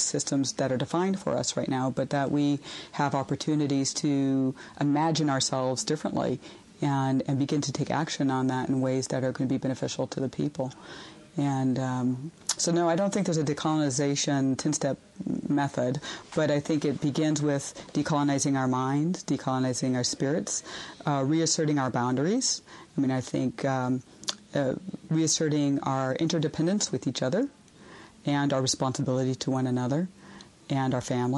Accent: Los Angeles, California, United States; I was born and raised in Los Angeles, so I wasn't born in our traditional territory.

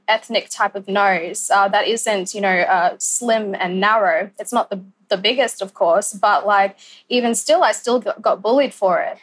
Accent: Cairns, Queensland, Australia; I live in Cairns. I was born in Cairns

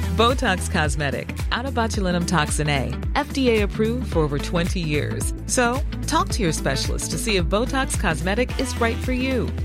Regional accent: New Zealand; being a New Zealander

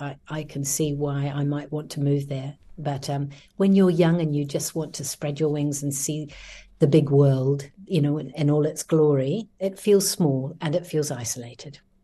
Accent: New Zealand; moved away as an adult; also born or lived in Christchurch, New Zealand / London, United Kingdom; now in Barcelona, Spain; there's an interesting mixture of Kiwis here. We're a t, small group

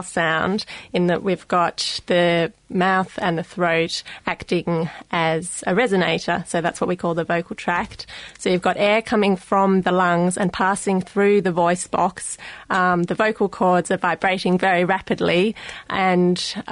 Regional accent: Australia; accent: Australian; my Australian accent

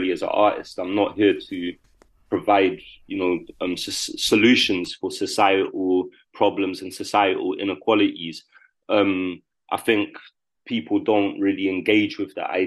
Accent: London, United Kingdom; my life growing up in London

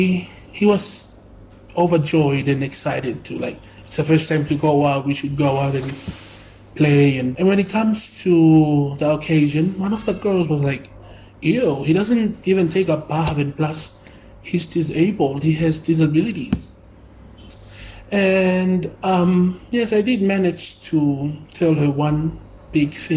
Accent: Tonga; I was being raised up here

